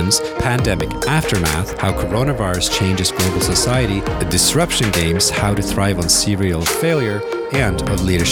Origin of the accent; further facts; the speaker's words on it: Norway; I'm from Norway